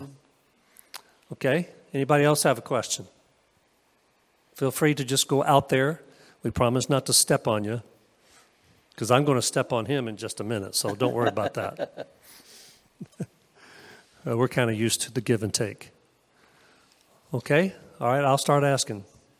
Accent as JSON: {"language": "English", "region": "Alabama", "country": "United States", "said": "I'm from Alabama."}